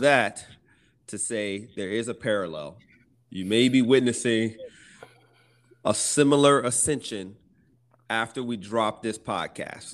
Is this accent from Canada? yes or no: no; Lonoke, Arkansas, United States; I grew up in Arkansas in a little small place called Lonoke.